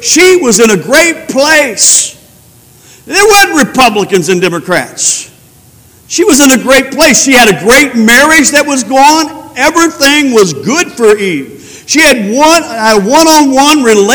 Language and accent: English; Spearman, Texas, United States; I was from Spearman